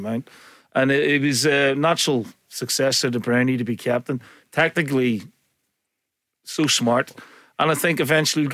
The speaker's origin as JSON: {"language": "English", "town": "Lurgan", "region": "Northern Ireland", "country": "United Kingdom", "tie": "born or raised there", "said": "growing up in Lurgan anyway, you know, going and playing for my boys' team"}